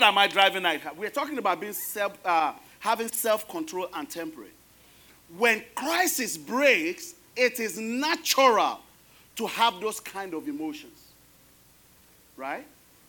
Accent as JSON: {"language": "English", "country": "Nigeria", "moved": "yes", "lives_now": "United States", "said": "I am Nigerian, American"}